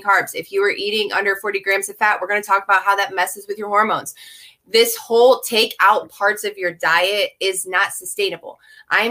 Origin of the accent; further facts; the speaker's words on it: United States; we as an American society